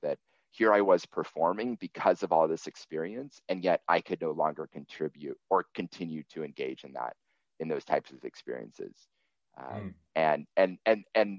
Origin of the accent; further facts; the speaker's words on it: Seattle, Washington, United States; I grew up in Seattle and then in the suburb